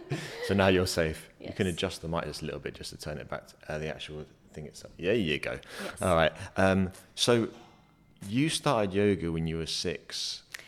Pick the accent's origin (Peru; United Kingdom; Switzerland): United Kingdom; England; also born or lived in London; now in Dublin, Ireland; I'm from England